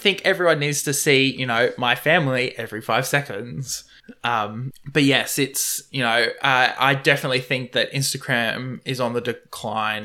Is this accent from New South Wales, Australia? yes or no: no; Moreton Bay, Queensland, Australia; I come from Moreton Bay